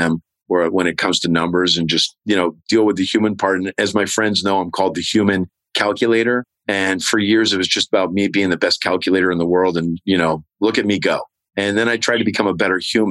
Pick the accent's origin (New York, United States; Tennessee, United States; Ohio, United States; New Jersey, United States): New York, United States; Herkimer; moved away; Herkimer, New York, my hometown where I'm working.